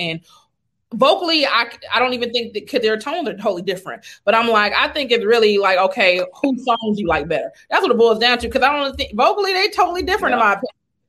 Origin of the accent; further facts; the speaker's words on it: Carson, California, United States; I'm from Carson, so I got the LA vibe.